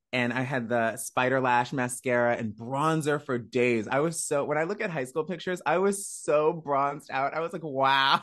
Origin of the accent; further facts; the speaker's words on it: Woodbridge, Virginia, United States; moved away as an adult; also born or lived in Miami; now in Los Angeles, United States; I am from Woodbridge, Virginia